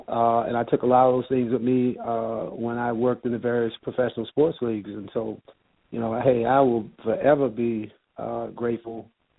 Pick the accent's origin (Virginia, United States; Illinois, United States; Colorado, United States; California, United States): Illinois, United States; Chicago; growing up in Chicago, product of a single parent household run by a woman